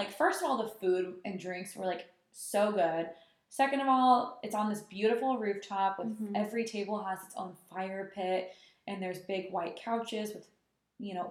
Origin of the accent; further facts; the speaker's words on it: Sacramento, California, United States; moved away; I'm from Sacramento originally